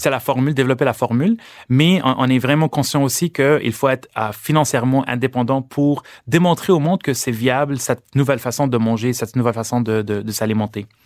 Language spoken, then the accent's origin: French; Lebanon; born or raised there; now in Canada